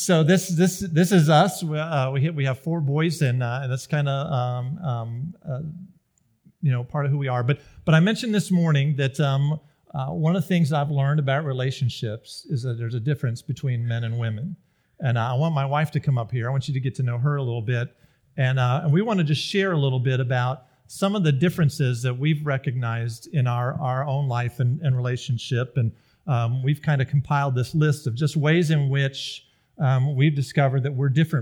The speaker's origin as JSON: {"language": "English", "town": "Greenville", "region": "South Carolina", "country": "United States", "tie": "born or raised there", "also_born_or_lived": "the Midwest", "moved": "as an adult", "said": "I grew up in Greenville, South Carolina, lived the first 20 years of my life there"}